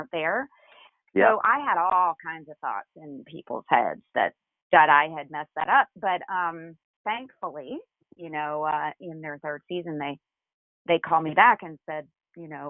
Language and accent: English; Macon, Georgia, United States; moved away as an adult; now in New York City, United States; growing up in Macon, Georgia